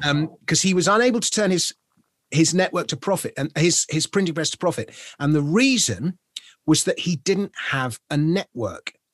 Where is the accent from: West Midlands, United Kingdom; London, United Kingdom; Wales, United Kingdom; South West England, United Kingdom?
London, United Kingdom; as a Londoner, someone in Britain